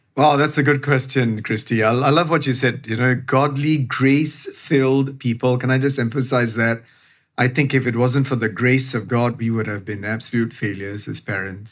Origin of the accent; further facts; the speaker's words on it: Singapore; as the Singaporean